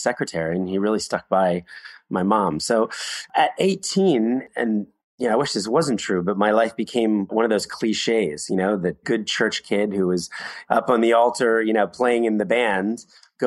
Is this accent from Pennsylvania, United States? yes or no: yes; Philadelphia, Pennsylvania, United States; I was born in Philadelphia, middle-class family